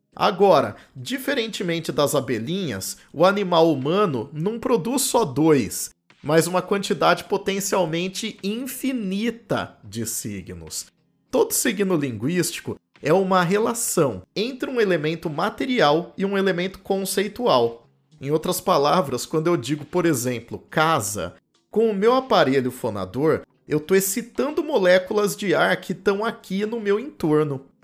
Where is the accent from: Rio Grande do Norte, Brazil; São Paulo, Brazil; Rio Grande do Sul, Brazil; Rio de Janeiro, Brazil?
São Paulo, Brazil; Campinas; accent: R retroflexo ou caipira; nasci em Campinas, no interior de São Paulo